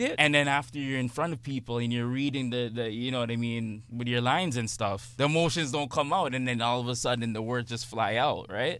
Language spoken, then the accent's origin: English; Toronto, Ontario, Canada; not your usual kid growing up in Scarborough